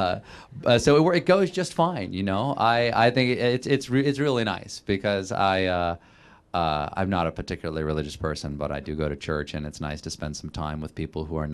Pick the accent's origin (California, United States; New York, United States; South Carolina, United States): South Carolina, United States; moved away; people I grew up with in my hometown in South Carolina